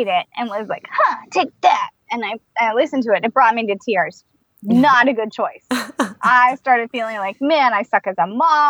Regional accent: California, United States; I'm from California

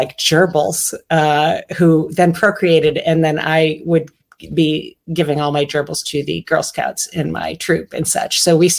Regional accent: Pennsylvania, United States; also born or lived in Michigan / Minnesota / Illinois; now in Virginia, United States; I was born in Michigan, moved to Minnesota, and then Illinois, and then Pennsylvania. And my family is still in Pennsylvania, and I'm in Virginia now.

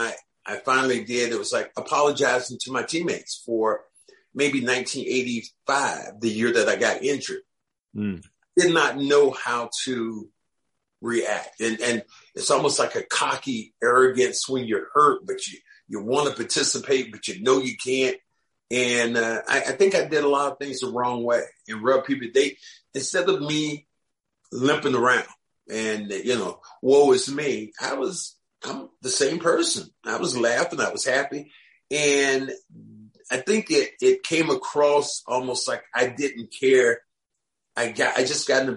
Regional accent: Kinston, North Carolina, United States; I'm from Kinston, maybe 20 miles away

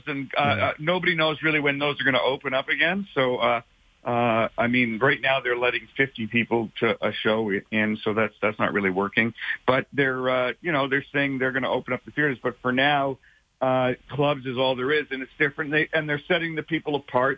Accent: Canada; moved away as an adult; now in Los Angeles, United States; I'm Canadian

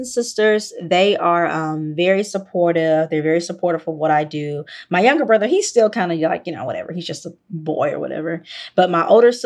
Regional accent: Memphis, Tennessee, United States; I'm from Memphis. I'm from the deep South

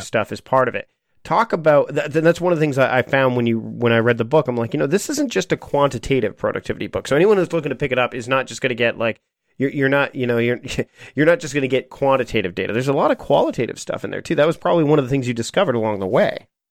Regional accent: Canada; as a Canadian

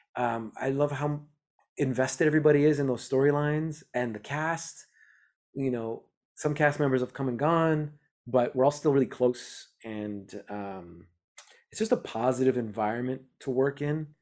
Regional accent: Montreal, Quebec, Canada; I grew up in Montreal, Canada

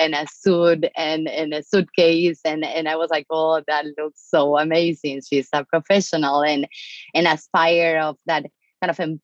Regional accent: Argentina; English is a second language; moved away as an adult; now in United States; I'm an immigrant from Argentina. I was born and raised in Argentina.

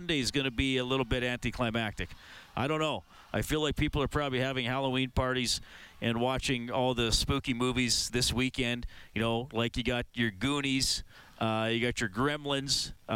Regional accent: Evansburg, Alberta, Canada; when I was a young man growing up in Evansburg

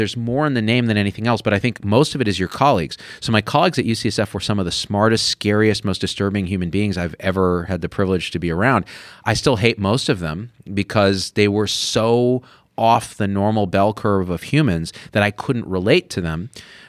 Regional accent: Boston, Massachusetts, United States; I'm from Boston.

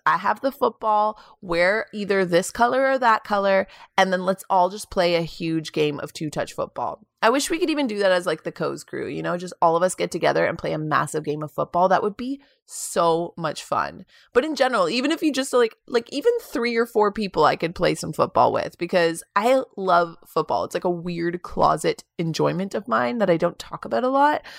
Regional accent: Kingston, Ontario, Canada; moved away as an adult; now in Toronto, Canada; Kingston, my hometown

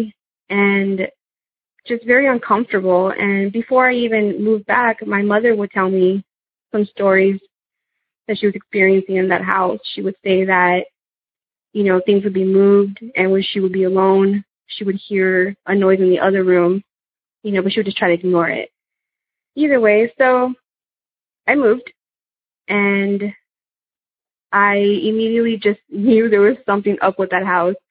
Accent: South Texas, United States; also born or lived in California; I'm from South Texas

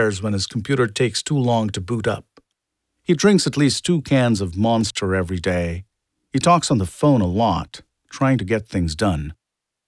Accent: India; I was born and raised in India

